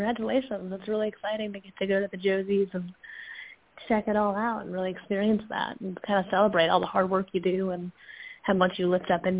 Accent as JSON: {"language": "English", "town": "Fairfield", "region": "Connecticut", "country": "United States", "moved": "yes", "said": "I'm from Connecticut originally, so it definitely is like a plane ride or a full day of driving away to get back home"}